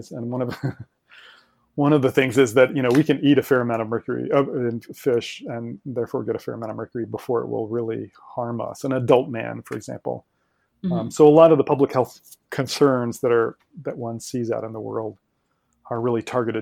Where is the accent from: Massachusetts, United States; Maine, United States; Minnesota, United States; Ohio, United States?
Ohio, United States; I grew up in Ohio, also in the middle of the country